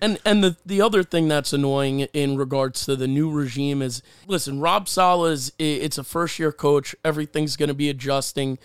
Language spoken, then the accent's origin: English; New Jersey, United States; I'm from Jersey